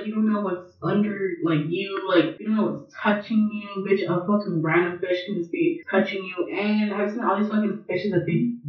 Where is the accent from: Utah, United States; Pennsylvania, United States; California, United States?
California, United States; I'm from California